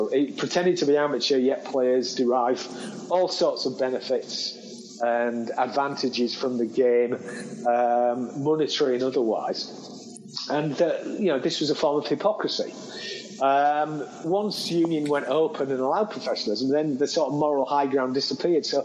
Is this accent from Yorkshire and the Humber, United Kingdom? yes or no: yes; Hull, Yorkshire and the Humber, United Kingdom; my hometown, that Hull